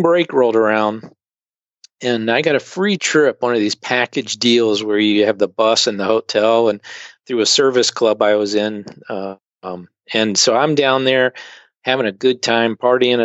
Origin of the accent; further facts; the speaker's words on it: Richmond, Virginia, United States; moved away as an adult; also born or lived in Delaware / Russia / China / Singapore; now in Rochester, United States; I grew up in Richmond, Virginia, but a non-church family